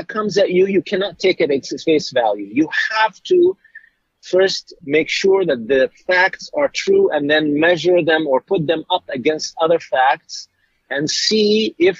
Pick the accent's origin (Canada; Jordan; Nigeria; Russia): Jordan; now in United States; I was born in Jordan